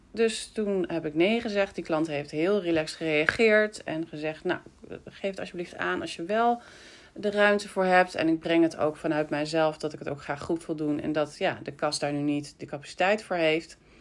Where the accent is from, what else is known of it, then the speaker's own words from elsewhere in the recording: Breukelen, Utrecht, Netherlands; ik ook uit Breukelen kwam. En dat ik met mijn moeder altijd plantjes kocht vroeger bij jullie